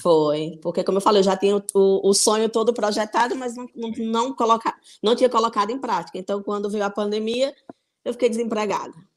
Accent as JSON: {"language": "Portuguese", "town": "Mossoró", "region": "Rio Grande do Norte", "country": "Brazil", "moved": "as an adult", "lives_now": "Póvoa de Varzim, Portugal", "said": "eu sou nordestina, mais precisamente sou de Mossoró, do Rio Grande do Norte"}